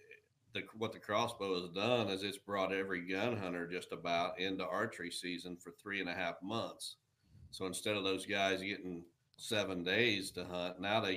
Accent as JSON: {"language": "English", "region": "Illinois", "country": "United States", "said": "My home state of Illinois"}